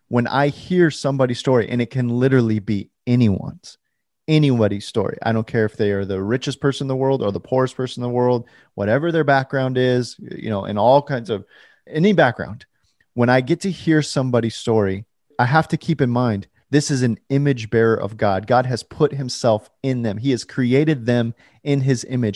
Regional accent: California, United States; now in Portland, United States; I was born in California and I currently live in Portland

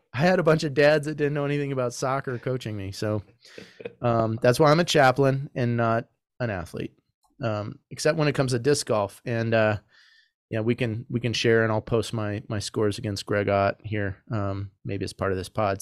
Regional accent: Arizona, United States; moved away; also born or lived in Michigan; I grew up playing soccer in Arizona and Michigan

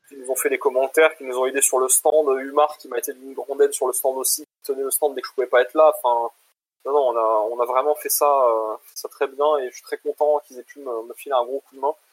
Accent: Bordeaux, Nouvelle-Aquitaine, France; now in Switzerland; moi aussi je suis de Bordeaux

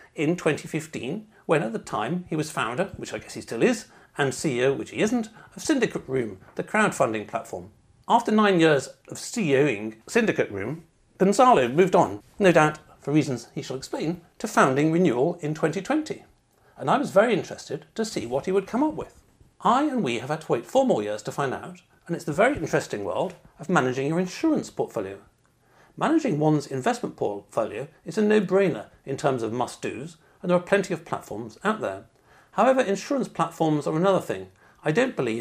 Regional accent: United Kingdom; being British

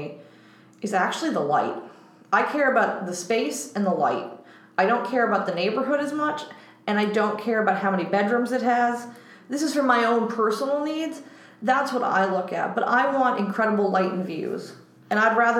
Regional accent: New York City, New York, United States; I'm exceptionally proud of being a native New Yorker on my father's side, I'm fifth generation

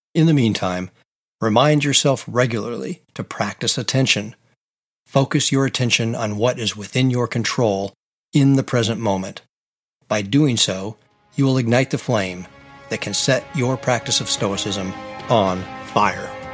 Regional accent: Pacific Northwest, United States; I grew up in the Pacific Northwest in the United States

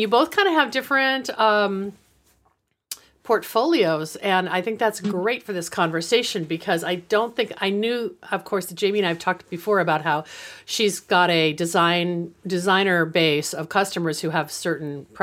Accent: West Coast, United States; I was from the West Coast

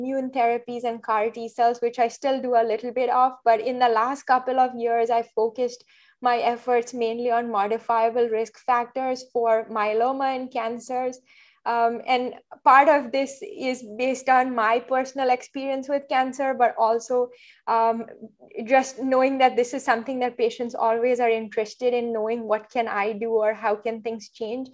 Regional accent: Mumbai, Maharashtra, India; moved away as an adult; also born or lived in Boston; now in New York, United States; I grew up in India, did med school there, and lived in Mumbai for the years growing up before moving to the US

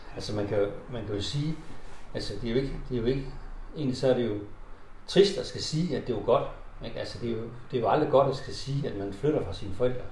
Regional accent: Horsens, Central Denmark Region, Denmark; Så vi er født i, i, i Nygade

